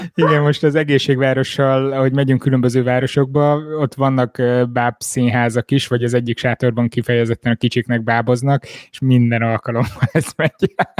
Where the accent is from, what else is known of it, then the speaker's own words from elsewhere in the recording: Miskolc, Borsod-Abaúj-Zemplén, Hungary; moved away; Miskolcon voltam, én ott nőttem fel, oda jártam már óvodába, előtte egy észak-borsodi kis faluban